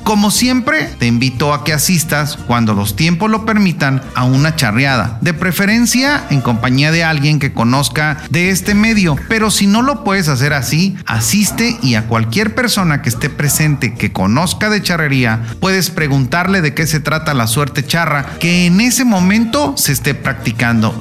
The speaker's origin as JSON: {"language": "Spanish", "country": "Mexico", "said": "aquello que nos identifica como mexicanos en nuestro propio país y en el extranjero"}